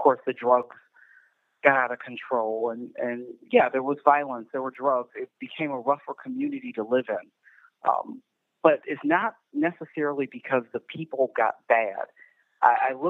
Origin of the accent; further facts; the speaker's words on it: Chicago, Illinois, United States; moved away as an adult; also born or lived in Naperville, Illinois; now in Lisle, United States; I was born in Chicago, raised on the south side of Chicago